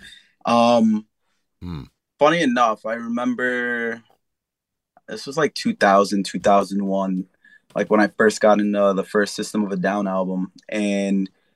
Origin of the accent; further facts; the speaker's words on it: New York City, New York, United States; also born or lived in Staten Island, New York; So I'm originally from the Lower East Side, Manhattan. I grew up there for like half my life, and then I moved out to Staten when I was like 9-10 years old